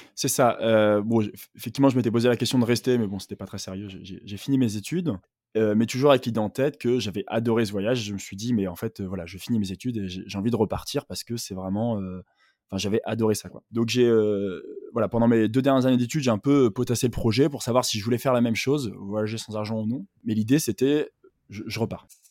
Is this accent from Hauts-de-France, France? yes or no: yes; Douai, Hauts-de-France, France; now in Paris, France; j'habite en ce moment à Paris, mais je viens du nord de la France, de Douai, à côté de Lille